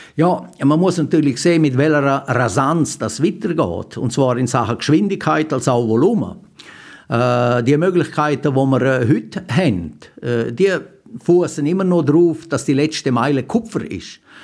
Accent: Graubünden, Switzerland; bei uns in Graubünden

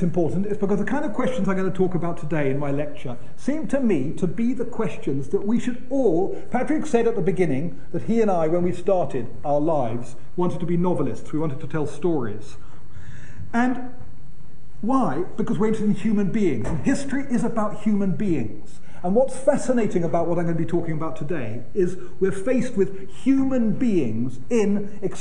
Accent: United Kingdom; being British

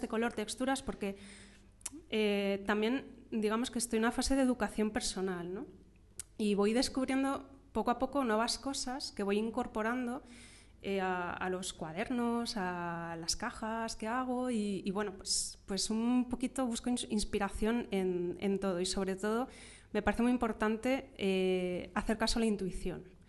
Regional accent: Madrid, Community of Madrid, Spain; yo soy de Madrid, de pura cepa

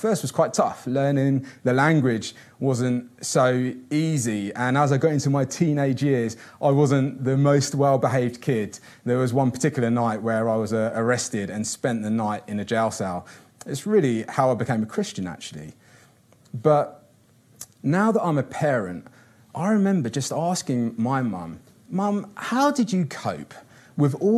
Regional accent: Kinshasa, DR Congo; moved away; also born or lived in São Paulo / Rio de Janeiro; I grew up in Kinshasa, which is the capital of the Congo.

